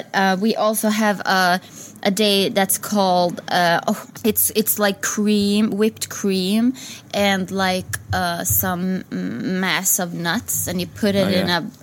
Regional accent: Sweden; now in United Kingdom; I'm obviously from Sweden.

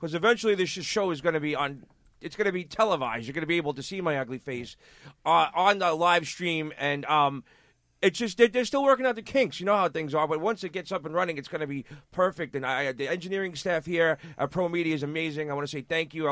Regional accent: New York City, New York, United States

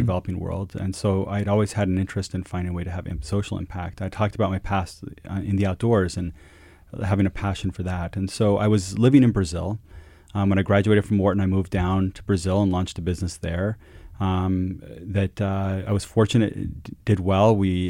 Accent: Quito, Pichincha, Ecuador; You know, growing up in Latin America, and it's always had special meaning to me. My school, the international school I went to as a kid, and living in Quito, Ecuador, was called Cotopaxi.

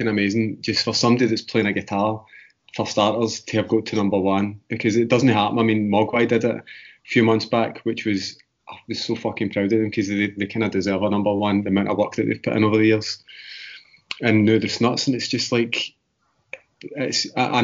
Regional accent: west of Scotland, United Kingdom; when I leave Scotland, and especially the west of Scotland

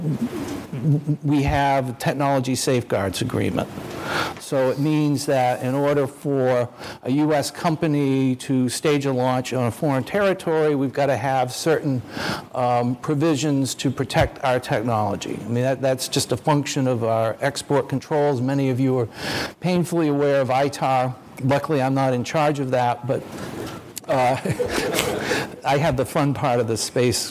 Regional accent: Maine, United States; I'm from Maine

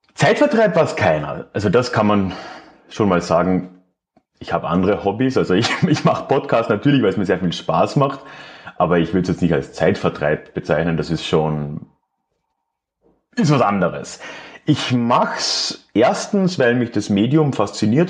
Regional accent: Villach, Carinthia, Austria; in Villach, meiner, meiner Heimatstadt

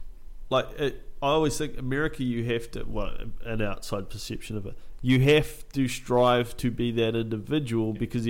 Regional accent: New Zealand; As a New Zealander

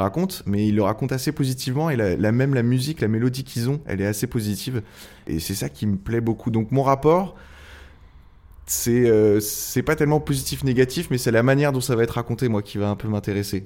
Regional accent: Angers, Pays de la Loire, France; moved away as an adult; also born or lived in Tours / Rennes / Oléron; now in Le Château-d'Oléron, France; j'ai fait toute mon enfance à Angers

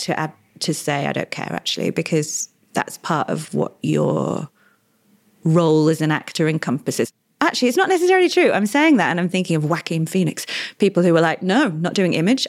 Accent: Australia; I'm Australian.

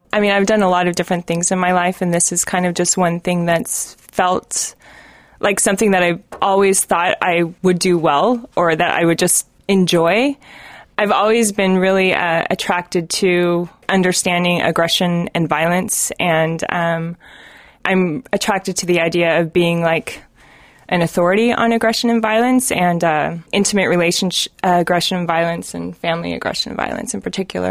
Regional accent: Reno, Nevada, United States; I am originally from Reno, but I always say I'm from Tahoe

